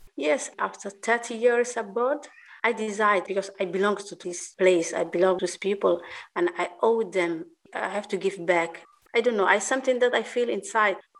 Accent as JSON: {"language": "English", "town": "Mogadishu", "region": "Banaadir", "country": "Somalia", "tie": "born or raised there", "also_born_or_lived": "Italy", "moved": "yes", "lives_now": "Mogadishu, Somalia", "said": "I'm born and raised in Mogadishu."}